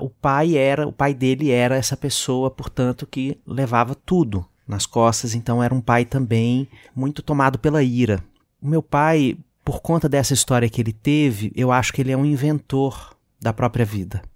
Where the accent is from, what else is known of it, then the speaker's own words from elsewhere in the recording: Belo Horizonte, Minas Gerais, Brazil; moved away; eu sou Belo Horizontino, eu sou mineiro